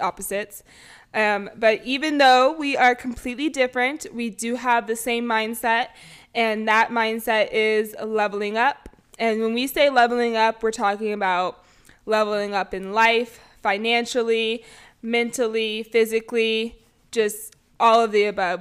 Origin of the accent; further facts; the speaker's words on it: Bay Area, California, United States; I am from the Bay Area